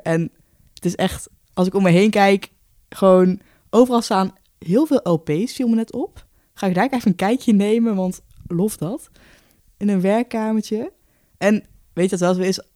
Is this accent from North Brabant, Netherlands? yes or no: yes; Haarsteeg, North Brabant, Netherlands; moved away as an adult; now in Nijmegen, Netherlands; ik woon op kamers in Nijmegen, maar ik kom uit Haarsteeg, ligt vlakbij Den bos